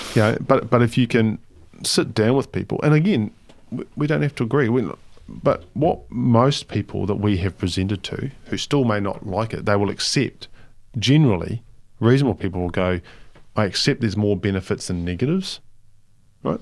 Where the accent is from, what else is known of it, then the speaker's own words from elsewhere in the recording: Palmerston North, Manawatū-Whanganui, New Zealand; moved away; I lived in Palmerston North, well, I grew up in Palmerston North